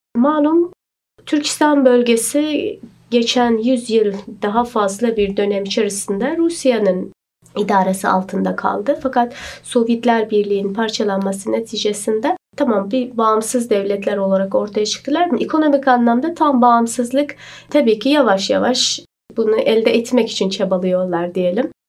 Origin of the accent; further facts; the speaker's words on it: Shahrisabz, Qashqadaryo Region, Uzbekistan; moved away as an adult; also born or lived in Istanbul, Turkey; now in Turkey; ben e, Şahrisabzliyim